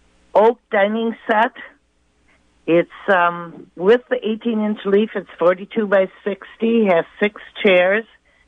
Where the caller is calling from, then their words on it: Beaver Dam, Wisconsin, United States; I'm calling from Beaver Dam